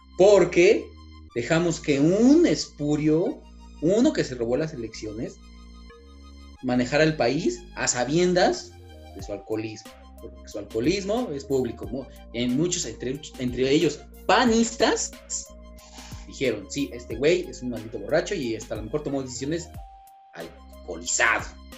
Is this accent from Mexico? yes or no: yes; Mexico; como mexicanos